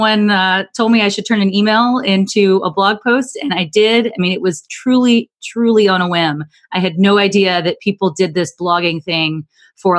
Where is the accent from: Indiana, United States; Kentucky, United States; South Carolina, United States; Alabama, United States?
Alabama, United States; moved away; growing up in Alabama